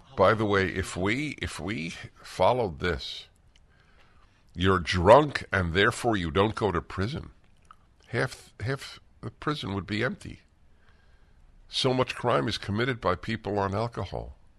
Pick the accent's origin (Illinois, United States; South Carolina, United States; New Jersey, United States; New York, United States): New York, United States; moved away; I come from New York